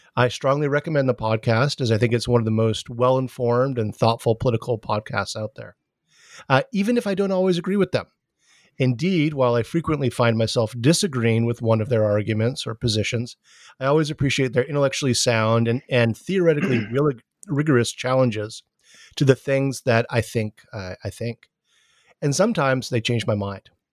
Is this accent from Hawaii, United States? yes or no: yes; Hawaii, United States; I'm from Hawaii